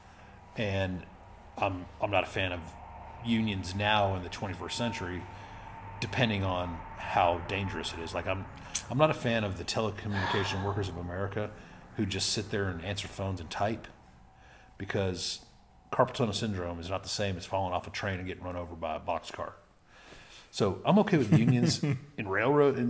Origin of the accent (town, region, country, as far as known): Littlefield, Texas, United States; born or raised there; first language Spanish; English is a second language; also born or lived in Levelland, Texas